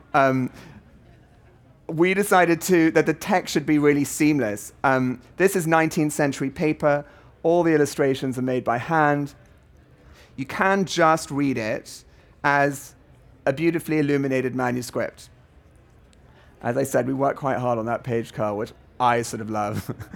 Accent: South Africa; I'm a South African too.

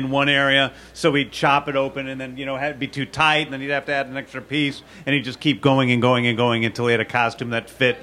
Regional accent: Manchester, Missouri, United States; When I was a kid, I grew up in Manchester, Missouri

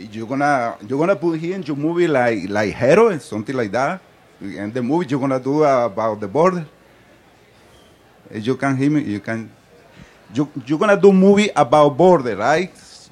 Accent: Venezuela; English is a second language; moved away; I'm from Venezuela.

